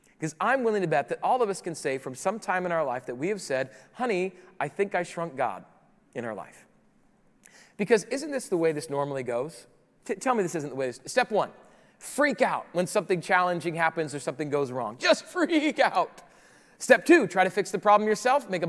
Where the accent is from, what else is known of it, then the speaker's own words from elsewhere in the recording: Rapid City, South Dakota, United States; moved away; also born or lived in Chicago; I grew up in the Midwest. Rapid City, South Dakota is my hometown